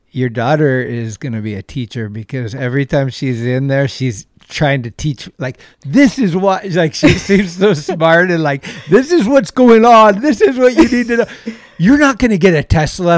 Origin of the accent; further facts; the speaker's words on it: Redwood City, California, United States; also born or lived in San Francisco; was born in Redwood City, which is like twenty minutes south. So I've been here my whole life pretty much in this area